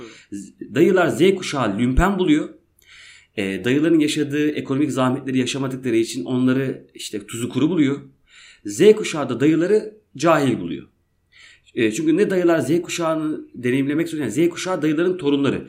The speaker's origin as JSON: {"language": "Turkish", "town": "Şenkaya", "region": "Erzurum", "country": "Turkey", "moved": "yes", "lives_now": "Izmir, Turkey"}